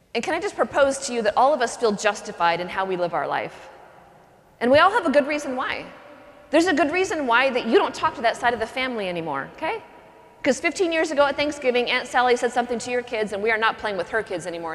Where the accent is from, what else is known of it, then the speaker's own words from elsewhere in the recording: Pacific Northwest, United States; I grew up in the Pacific Northwest